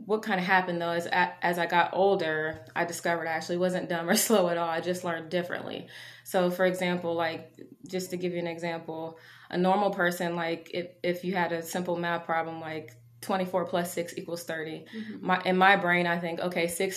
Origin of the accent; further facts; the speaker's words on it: Marion, Ohio, United States; now in Columbus, United States; I am from Marion, Ohio. I was born there and raised there for a lot of my childhood